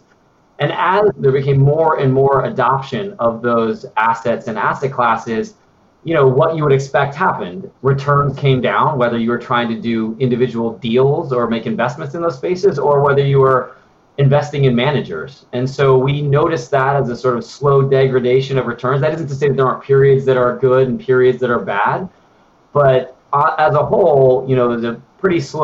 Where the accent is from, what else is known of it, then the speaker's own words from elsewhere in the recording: Denver, Colorado, United States; moved away; also born or lived in New York / Menlo Park / Washington, District of Columbia, United States; grew up in Denver, very mountainous state